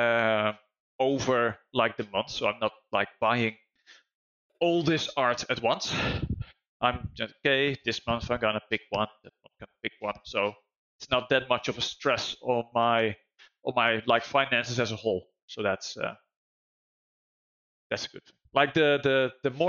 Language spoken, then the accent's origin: English; Netherlands; I'm from Holland